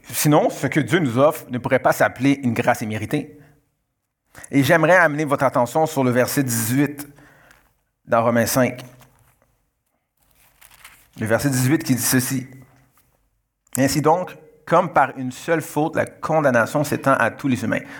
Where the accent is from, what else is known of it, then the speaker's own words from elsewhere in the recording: Canada; born there; je suis, euh, euh, d'origine haïtienne, je suis né au Canada, mais je suis d'origine haïtienne.